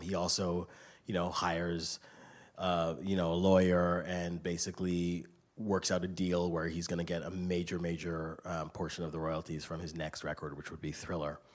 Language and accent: English; Canada; I grew up in Canada